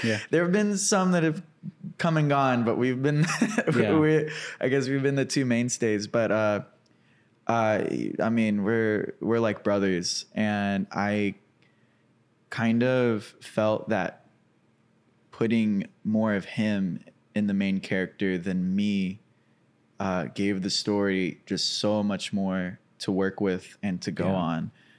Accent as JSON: {"language": "English", "town": "Cabot", "region": "Arkansas", "country": "United States", "tie": "born or raised there", "said": "I grew up in Cabot, Arkansas."}